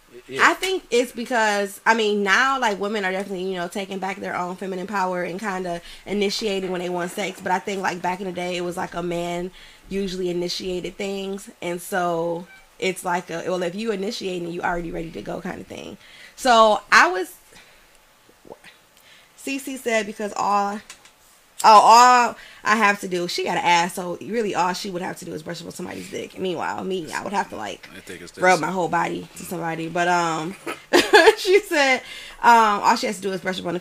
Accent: Detroit, Michigan, United States; I'm from Detroit

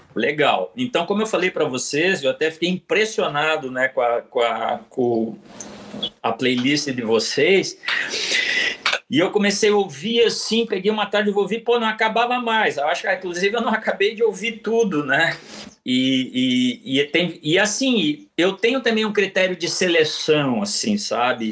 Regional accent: Curitiba, Paraná, Brazil; also born or lived in Porto Alegre / Rio Grande; retornei a Curitiba, onde é a cidade que eu me criei, né? Eu sou de Porto Alegre, mas me criei em Curitiba

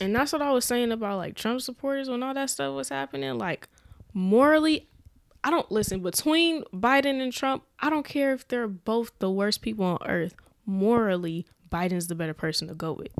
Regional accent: Omaha, Nebraska, United States; I was from North Omaha

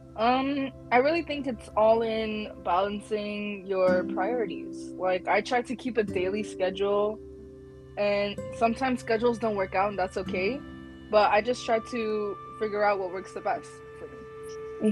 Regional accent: Bangladesh; I'm from Bangladesh, and so Bengali people are really good at badminton

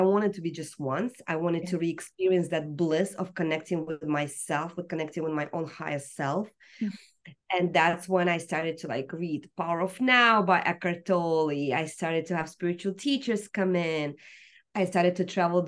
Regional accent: Russia; now in United States; growing up in Soviet Union

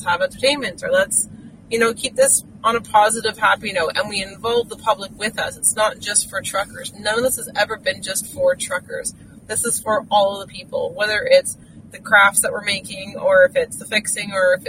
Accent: England, United Kingdom; moved away as an adult; now in Saskatchewan, Canada; I do not have a Canadian accent. I'm actually from England. I'm British.

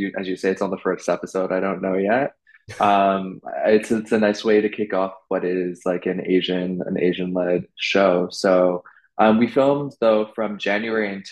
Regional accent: Vancouver, British Columbia, Canada; moved away as an adult; also born or lived in London / Beijing; now in New York, United States; I'm from Vancouver, so I go home quite often.

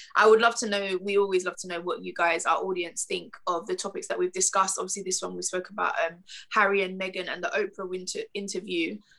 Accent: Nigeria; even just being Nigerian

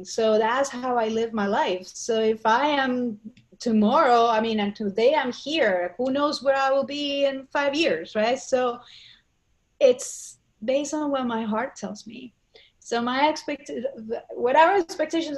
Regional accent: Colombia; moved away as an adult; now in New York City, United States; I grew up in Colombia

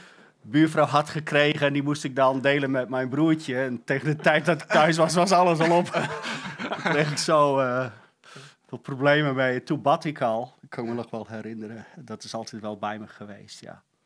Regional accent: Friesland, Netherlands; accent: light Frisian accent; moved away; ben geboren in een dorpje in Friesland.

